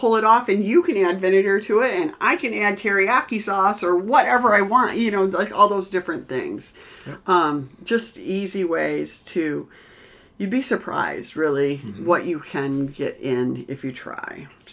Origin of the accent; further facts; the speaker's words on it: Midwest, United States; we're from the Midwest.